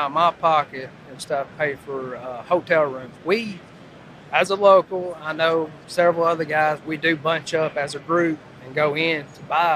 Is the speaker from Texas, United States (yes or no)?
no; Birmingham, Alabama, United States; I'm from Birmingham, Alabama.